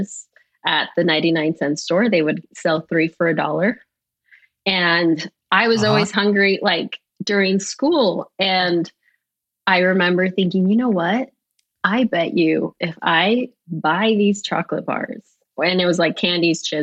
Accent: Los Angeles, California, United States; I was born and raised in Los Angeles, California.

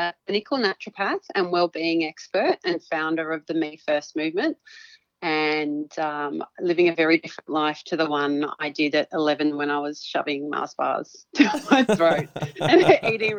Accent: Melbourne, Victoria, Australia; So I was born in Melbourne. Born and bred, so at the Women's Hospital in Carlton

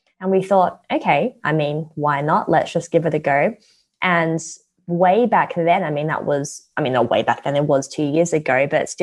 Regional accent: Perth, Western Australia, Australia; moved away as an adult; now in London, United Kingdom; Well, I was actually born in London. My parents lived here for 3 years when they were newly married. They had me, and then they thought, too cold, went back to Perth. And then I grew up in Perth ever since.

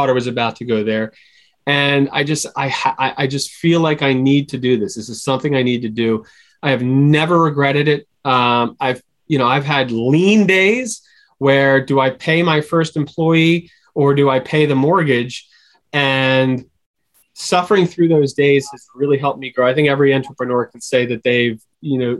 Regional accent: Philadelphia, Pennsylvania, United States; I'm from Philadelphia

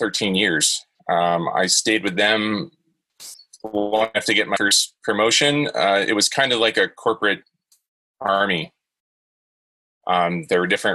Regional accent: Jacksonville, Florida, United States; I grew up in Florida, in Jacksonville.

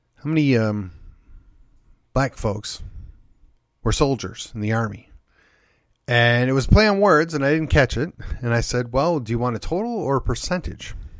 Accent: Wisconsin, United States; I was born and raised in the North, in, uh, Wisconsin

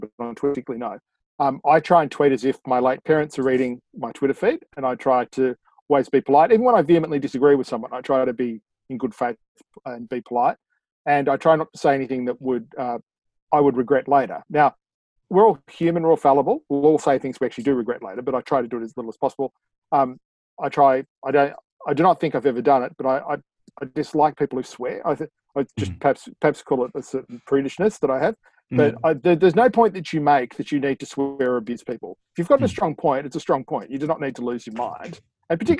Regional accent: Sydney, New South Wales, Australia; So I'm from Sydney

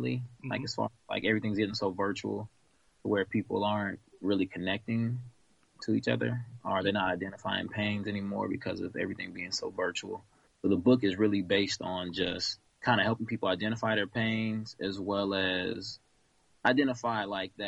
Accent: Florida panhandle, United States; also born or lived in Kansas City, Missouri; I was born in Kansas City, Missouri, raised in the panhandle of Florida, Long Beach area

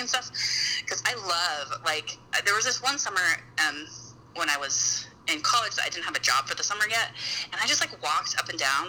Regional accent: Utah, United States; I grew up in Utah, which is mm-hmm. a super outdoorsy like adventure place

